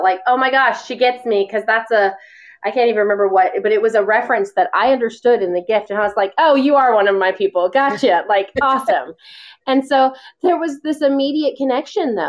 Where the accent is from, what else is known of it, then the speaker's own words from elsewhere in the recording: the South, United States; I've always called them GIFs, but I'm from the South.